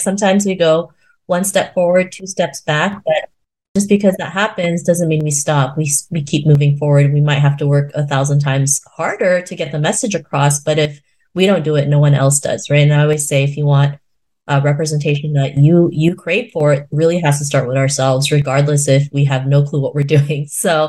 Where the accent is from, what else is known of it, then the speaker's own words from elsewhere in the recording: Philippines; just because I'm 5'2", I'm Filipino, I'm a woman, they can't treat me like that, right?